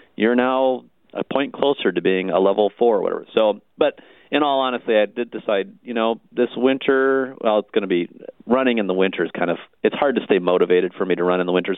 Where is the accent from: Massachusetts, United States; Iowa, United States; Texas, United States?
Iowa, United States; Ottumwa; I grew up in Ottumwa